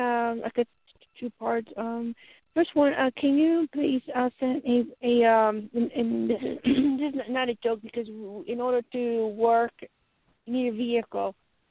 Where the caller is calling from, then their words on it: Colorado, United States; No, Colorado.